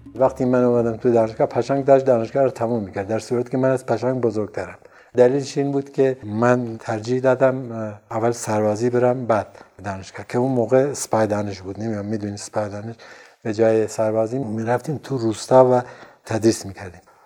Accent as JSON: {"language": "Persian", "town": "Sanandaj", "region": "Kurdistan", "country": "Iran", "tie": "born or raised there", "also_born_or_lived": "Urmia", "said": "من بچه سنندج هستم اما تو ارومیه به دنیا اومدم"}